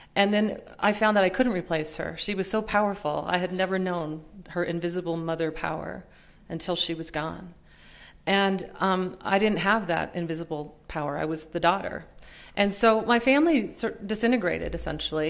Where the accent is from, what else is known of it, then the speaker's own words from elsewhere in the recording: Minnesota, United States; also born or lived in Pennsylvania; grown up uh, poor and working class in, in, Minnesota, most of the time in Minnesota. I was born in Pennsylvania, but um, moved to Minnesota when I was about six